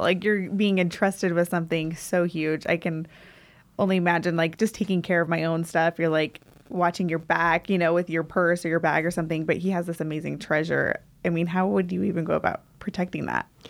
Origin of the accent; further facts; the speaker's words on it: Centerville, Utah, United States; I'm actually from Centerville, Utah.